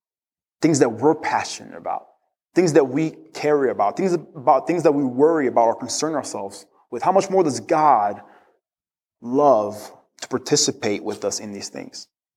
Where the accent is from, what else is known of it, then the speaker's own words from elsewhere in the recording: DR Congo; I grew up in the Congo. In the Congo, dogs aren't very friendly, so I was always terrified of dogs.